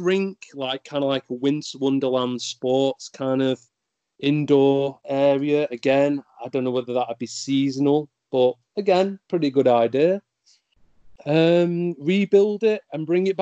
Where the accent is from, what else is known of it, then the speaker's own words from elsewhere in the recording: United Kingdom; being British